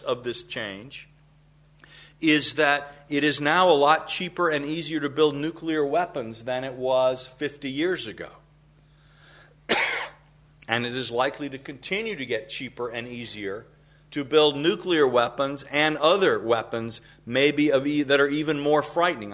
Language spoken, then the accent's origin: English; South Carolina, United States; when I was a kid growing up in South Carolina